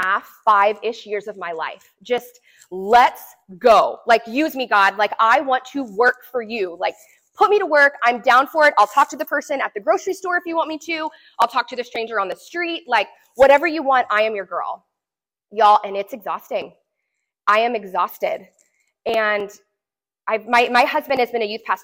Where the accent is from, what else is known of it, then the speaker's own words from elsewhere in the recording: the South, United States; moved away; I'm from the South.